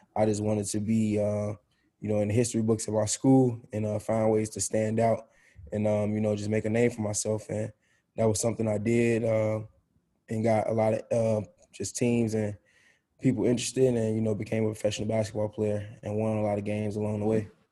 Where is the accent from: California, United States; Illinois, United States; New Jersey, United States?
Illinois, United States; Chicago; now in Indiana, United States; growing up in Chicago